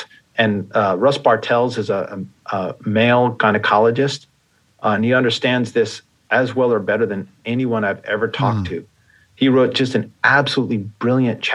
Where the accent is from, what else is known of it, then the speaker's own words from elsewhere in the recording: New York, United States; I grew up in New York and there was a furniture store, Sims